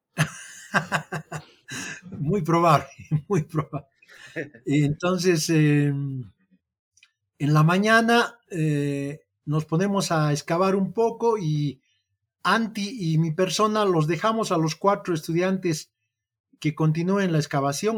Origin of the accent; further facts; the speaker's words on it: Bolivia; como boliviano